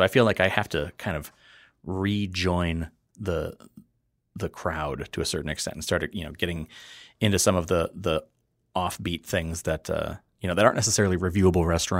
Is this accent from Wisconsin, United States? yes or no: yes; Wisconsin, United States; I grew up in the Fox River Valley. We had Ned the Dead.